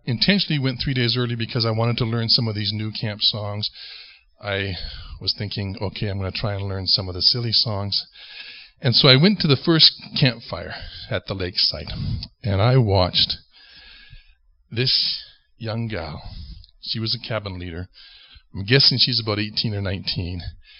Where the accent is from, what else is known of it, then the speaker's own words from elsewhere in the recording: Ontario, Canada; moved away as an adult; now in Western Canada; It was the first time that I came out from Ontario, came out west, and served at Crows Nest Lake Bible Camp for the summer when I was just 18.